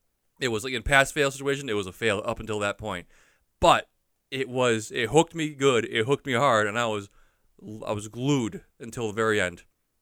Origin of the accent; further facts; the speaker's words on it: Boston, Massachusetts, United States; I'm Bostonian.